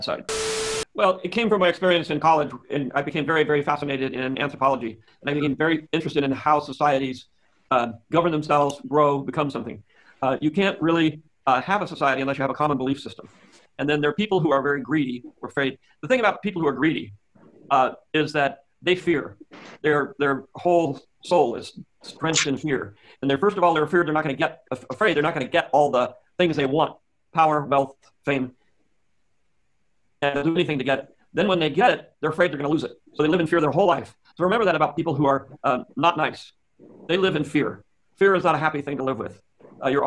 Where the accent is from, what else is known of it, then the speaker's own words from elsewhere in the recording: San Francisco, California, United States; I'm from California. I'm from San Francisco